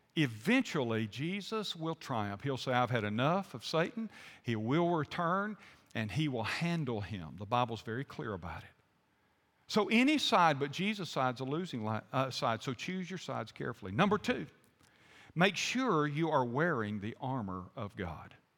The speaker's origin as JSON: {"language": "English", "region": "the American South", "country": "United States", "said": "I'm a Southerner"}